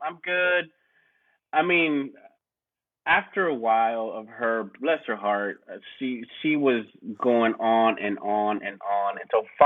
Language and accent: English; Texas, United States; I'm from Texas